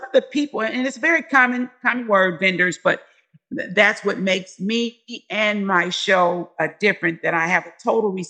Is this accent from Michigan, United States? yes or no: yes; Detroit, Michigan, United States; now in Washington, United States; I'm from Detroit